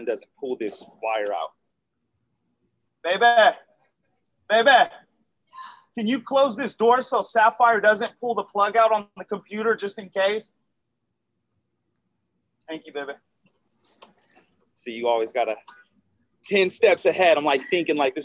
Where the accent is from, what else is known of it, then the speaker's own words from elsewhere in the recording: Alameda, California, United States; I grew up in Alameda, which is right next to Oakland